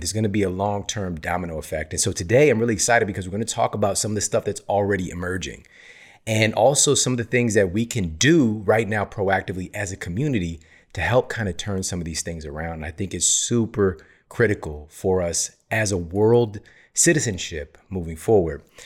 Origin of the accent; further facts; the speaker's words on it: St. Louis, Missouri, United States; moved away as an adult; now in Los Angeles, United States; I was born and raised in Saint Louis. Spent my entire life there